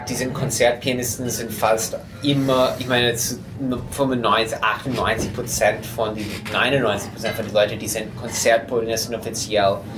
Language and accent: German; United States; German is a second language; dass ich bin Amerikaner, aber ich habe nur reine russische Klavierschule.